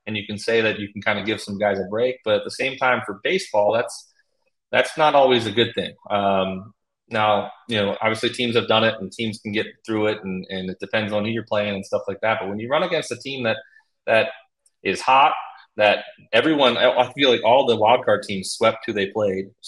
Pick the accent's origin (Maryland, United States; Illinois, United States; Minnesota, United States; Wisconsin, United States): Maryland, United States; Baltimore; born or raised there